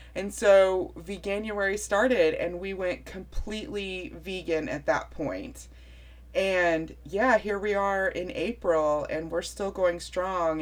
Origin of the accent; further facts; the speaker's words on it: West Virginia, United States; I'm from West Virginia